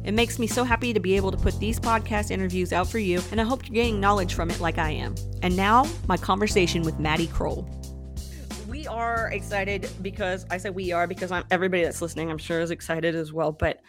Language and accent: English; Dallas, Texas, United States; You know, I'm from the Dallas area, so I know all too well about the rivalry between UT and OU.